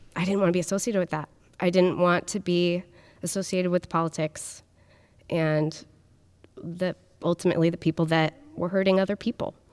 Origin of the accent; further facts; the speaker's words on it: Portland, Oregon, United States; I grew up in the Portland area in K N B